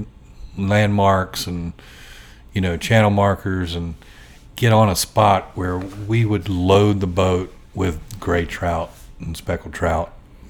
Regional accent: Gloucester County, Virginia, United States; moved away as an adult; also born or lived in Williamsburg, Virginia / Atlanta, Georgia; I grew up in Gloucester County in the 60s and 70s, and Gloucester at the time was very rural, and I grew up right on the Ware River

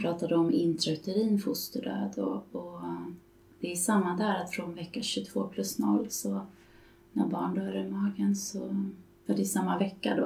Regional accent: Stockholm, Stockholm County, Sweden; Jag är från Stockholm där jag bor och arbetar

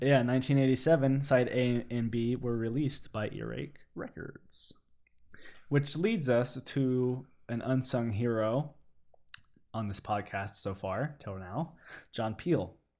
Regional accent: United States; as an American

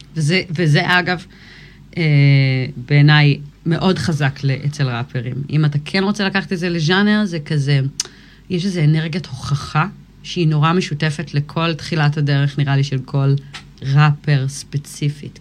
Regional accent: Kfar Vradim, Northern District, Israel; also born or lived in United States / Miami, Florida / Ga'aton; נולדתי בארצות הברית, ובגיל שלוש עלינו לארץ. ואז הייתי פה עד גיל 16

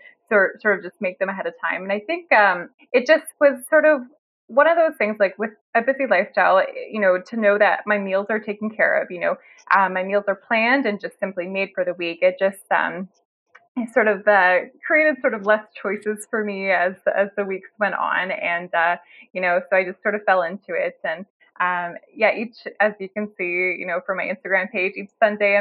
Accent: Toronto, Ontario, Canada; I'm in Canada. I'm sort of from the Toronto area

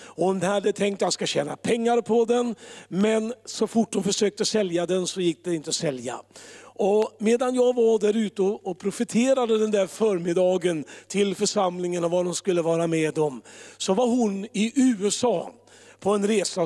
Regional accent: Örebro, Örebro County, Sweden; Örebro, där jag kommer ifrån

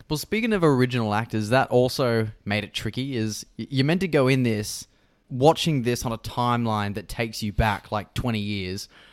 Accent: Australia

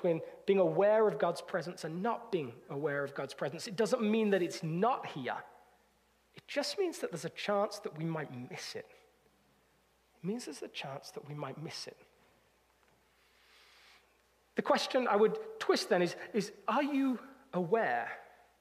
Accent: United Kingdom

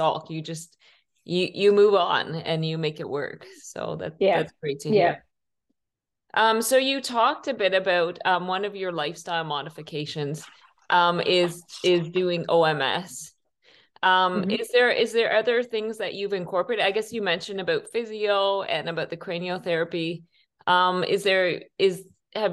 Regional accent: Canada; I'm from Canada

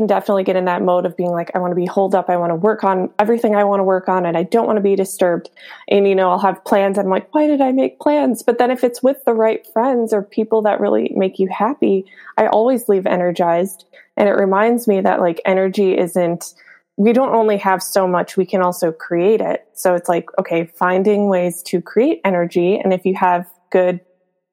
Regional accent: Minnesota, United States; moved away as an adult; now in California, United States; I grew up in Minnesota

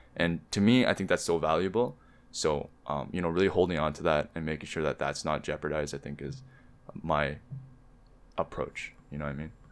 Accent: Canada; also born or lived in Korea (ancestry); as Koreans, right? as Korean Canadian.

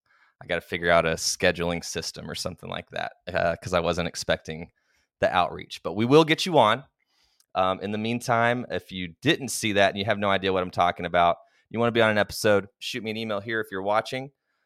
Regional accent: Oklahoma, United States; moved away; I'm originally from Oklahoma.

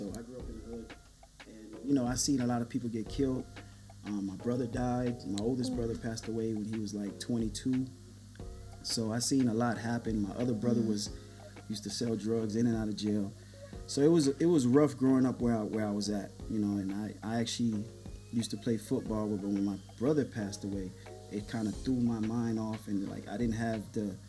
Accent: Miami, Florida, United States; I grew up in Miami.

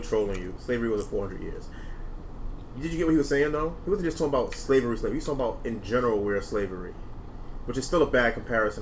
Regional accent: New York City, New York, United States; We're from New York

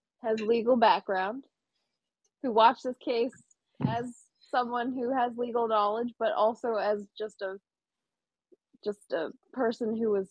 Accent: Canada; we are both Canadian

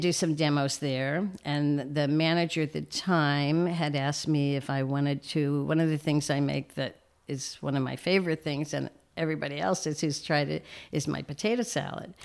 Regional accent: Reading, Pennsylvania, United States; moved away as an adult; also born or lived in Saint Louis, Missouri; I was born in Saint Louis, but when we were young, we moved to Reading, Pennsylvania

